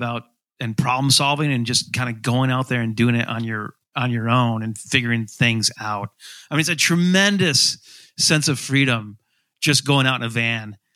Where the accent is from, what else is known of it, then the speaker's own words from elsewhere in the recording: Grand Rapids, Michigan, United States; I grew up in Grand Rapids